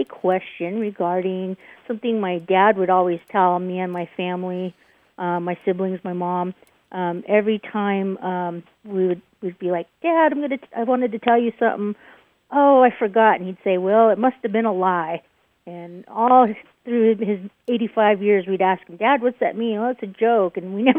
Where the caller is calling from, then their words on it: Lexington, Kentucky, United States; I'm calling in from Lexington, Kentucky.